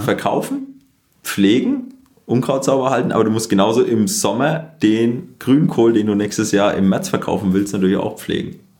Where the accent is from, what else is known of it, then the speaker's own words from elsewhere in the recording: Germany; als Deutscher